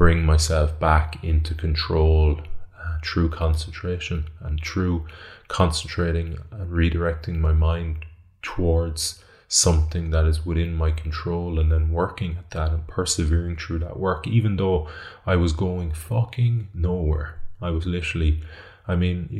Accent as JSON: {"language": "English", "town": "Galway", "region": "Connacht", "country": "Ireland", "tie": "born or raised there", "said": "I'm from Renmore in Galway."}